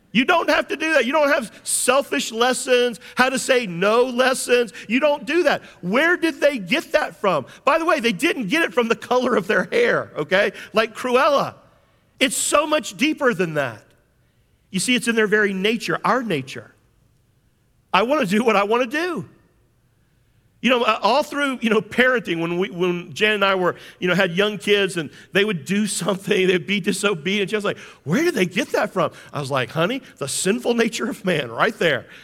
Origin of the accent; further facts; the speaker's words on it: James Island, South Carolina, United States; I grew up on James Island